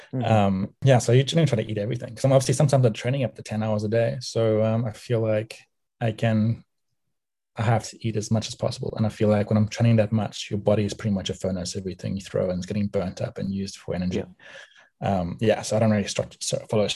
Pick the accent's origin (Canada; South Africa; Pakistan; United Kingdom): South Africa; Cape Town, Western Cape; moved away; also born or lived in United States; I grew up in Cape Town, South Africa, in 1982, and obviously the first 10 years of my life